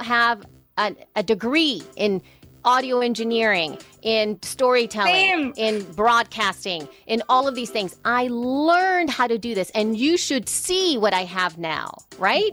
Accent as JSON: {"language": "English", "country": "El Salvador", "moved": "yes", "lives_now": "United States", "said": "I am from El Salvador. Soy salvadoreña."}